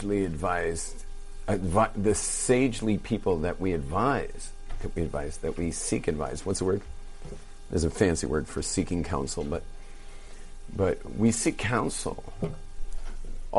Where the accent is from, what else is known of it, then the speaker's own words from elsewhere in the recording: California, United States; moved away; We're surfers from California